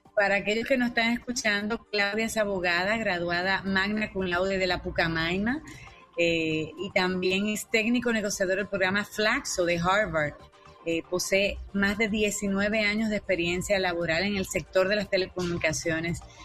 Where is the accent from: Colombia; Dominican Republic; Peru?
Dominican Republic; yo como como dominicana